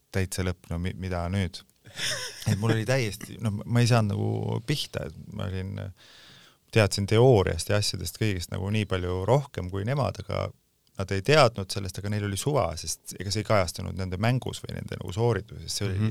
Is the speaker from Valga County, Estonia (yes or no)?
no; Pärnu, Pärnu County, Estonia; born or raised there; moved away; also born or lived in Tallinn / Sweden